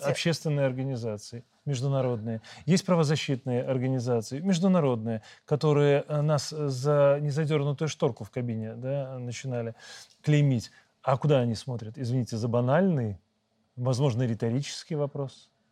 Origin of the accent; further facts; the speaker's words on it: Belarus; мы, белорусы